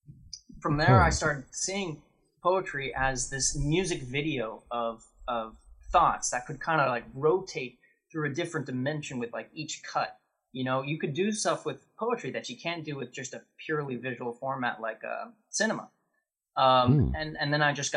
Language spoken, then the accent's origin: English; New Hampshire, United States; moved away as an adult; also born or lived in Pittsburgh; now in Toronto, Canada; I was born in Toronto, and then I moved as a baby to New Hampshire, and then when I was 18, I moved to Pittsburgh.